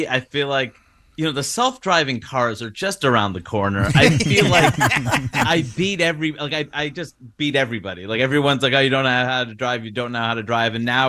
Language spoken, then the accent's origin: English; New York City, New York, United States; I grew up in Queens, New York